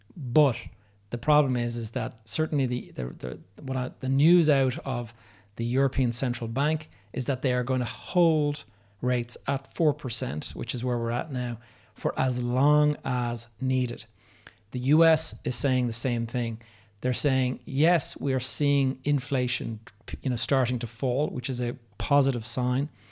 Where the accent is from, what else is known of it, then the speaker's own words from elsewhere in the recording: Dublin, Leinster, Ireland; my hometown of Dublin